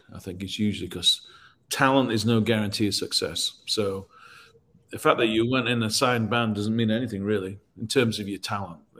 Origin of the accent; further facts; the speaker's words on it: Leeds, Yorkshire and the Humber, United Kingdom; now in Nashville, United States; I grew up in Leeds, which is the north of England